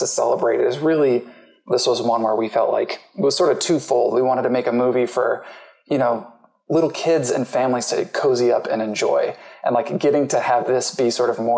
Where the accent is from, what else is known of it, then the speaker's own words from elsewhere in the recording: Walnut Creek, California, United States; I'm from Walnut Creek